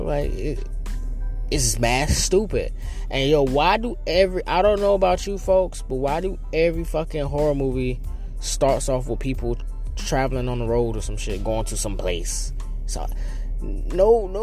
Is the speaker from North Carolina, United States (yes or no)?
yes; North Carolina, United States; now in New York City, United States; I'm originally from North Carolina.